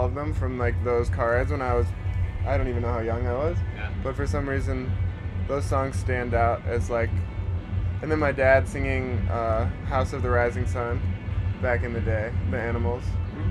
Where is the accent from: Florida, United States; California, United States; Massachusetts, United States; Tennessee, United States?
Massachusetts, United States; Boston; I'm from Boston, and we'd drive up to New Hampshire in the summer sometimes